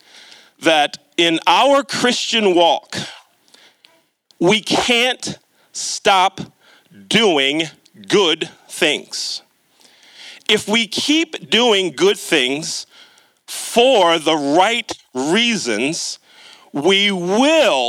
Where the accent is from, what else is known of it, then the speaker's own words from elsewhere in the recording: Catonsville, Maryland, United States; when I was a little boy growing up in Catonsville. For those of you that aren't aware of the Baltimore area, Catonsville is on the southwest part of Baltimore County